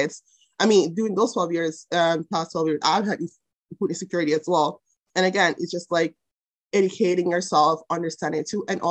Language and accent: English; Jamaica; moved away; I grew up in Jamaica with a mom, single mom